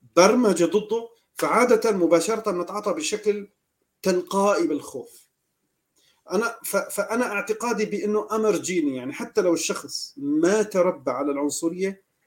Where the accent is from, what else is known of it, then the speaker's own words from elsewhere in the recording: Aleppo, Aleppo Governorate, Syria; نحن عندنا بالمدينه تبعنا اه لا نحن من حلب